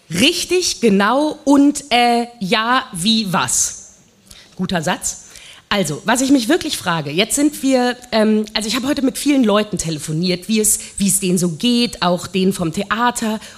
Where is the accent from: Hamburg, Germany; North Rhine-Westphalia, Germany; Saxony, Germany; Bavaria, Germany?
North Rhine-Westphalia, Germany; Ich komme aus dem Ruhrgebiet ursprünglich.